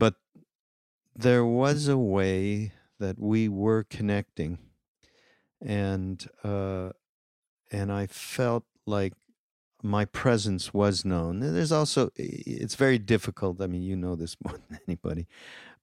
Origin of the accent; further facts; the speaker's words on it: Montreal, Quebec, Canada; moved away; my hometown, actually, of Montreal